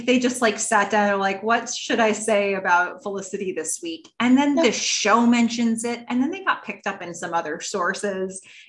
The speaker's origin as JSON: {"language": "English", "country": "Ukraine", "first_language": "Russian", "said": "I'm from Ukraine, but grew up speaking Russian only, which for me, I think that does put this in some context."}